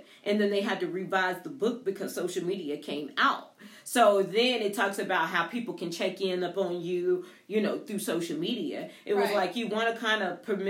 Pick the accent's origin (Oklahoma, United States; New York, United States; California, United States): Oklahoma, United States; moved away as an adult; also born or lived in North Carolina; I'm in from Oklahoma and I'm in North Carolina